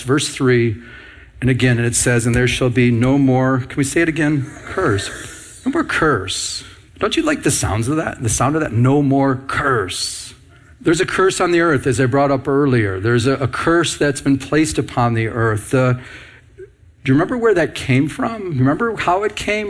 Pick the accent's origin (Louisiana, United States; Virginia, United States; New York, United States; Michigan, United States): Michigan, United States; I'm from Michigan